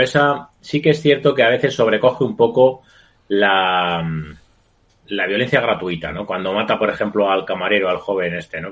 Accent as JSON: {"language": "Spanish", "town": "Madrid", "region": "Community of Madrid", "country": "Spain", "said": "los madrileños somos muy chulos"}